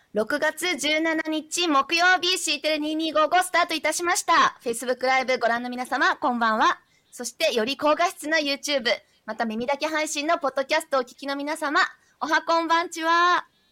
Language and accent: Japanese; Kansai, Japan; 関西人としては